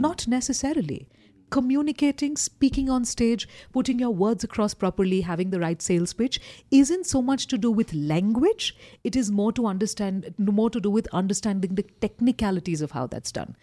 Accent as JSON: {"language": "English", "town": "Kolkata", "region": "West Bengal", "country": "India", "tie": "born or raised there", "moved": "as an adult", "lives_now": "Kathmandu, Nepal", "said": "I grew up in Calcutta"}